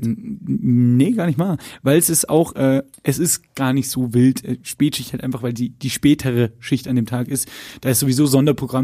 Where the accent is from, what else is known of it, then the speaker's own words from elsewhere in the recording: Lower Bavaria, Germany; ich bin ja in Niederbayern groß geworden